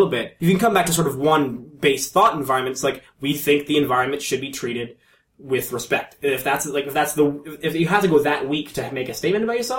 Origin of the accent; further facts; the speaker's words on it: Toronto, Ontario, Canada; it's a bonding technique with the rest of your fellow Torontonians.